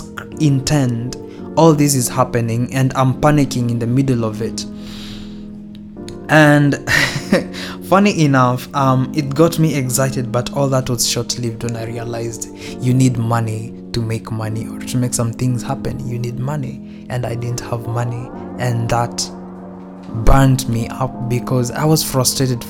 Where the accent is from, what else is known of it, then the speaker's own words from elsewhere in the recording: Kenya; I'm Kenyan, you and dad are Kenyan, we have never lived abroad